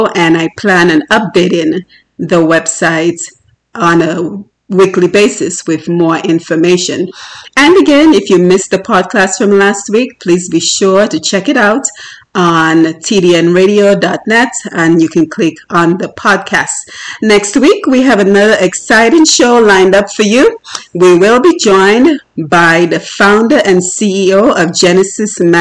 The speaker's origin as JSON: {"language": "English", "country": "Dominica", "tie": "born or raised there", "moved": "yes", "said": "growing up in Dominica and the challenges I myself faced"}